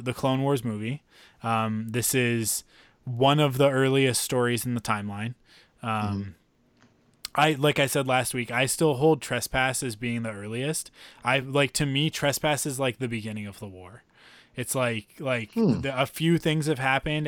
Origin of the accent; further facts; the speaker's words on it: Vancouver, British Columbia, Canada; I'm also from Vancouver, and we're a little bit different from the rest of the country